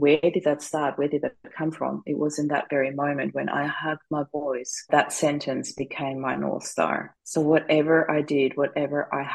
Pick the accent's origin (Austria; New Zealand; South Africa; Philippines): Austria; moved away as an adult; now in Australia; I am originally from Austria